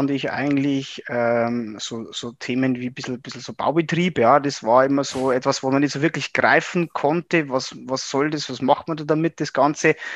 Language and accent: German; Regensburg, Bavaria, Germany; bin ein Oberpfälzer, ähm, hier in äh, Regensburg im Landkreis aufgewachsen